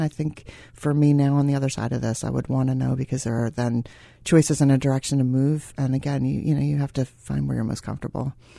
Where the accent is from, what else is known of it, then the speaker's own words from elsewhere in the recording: Philadelphia, Pennsylvania, United States; I'm from Philadelphia